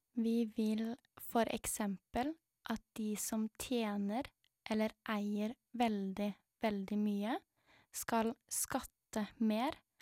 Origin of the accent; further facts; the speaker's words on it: Norway; jeg er født i Norge